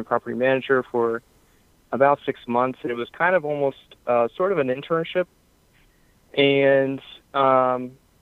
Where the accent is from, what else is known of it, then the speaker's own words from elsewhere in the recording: Pennsylvania, United States; So I'm from Pennsylvania. I live near the Philadelphia area, just outside the city.